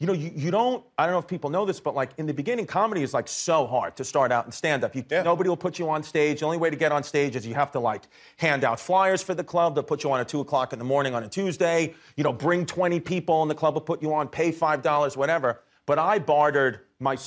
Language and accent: English; New York City, New York, United States; I'm from Brooklyn